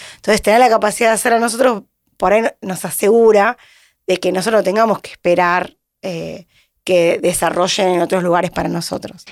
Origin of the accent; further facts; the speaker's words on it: Mar del Plata, Buenos Aires Province, Argentina; moved away as an adult; now in Buenos Aires, Argentina; yo vine de Mar del Plata, hice cuatro materias acá en Buenos Aires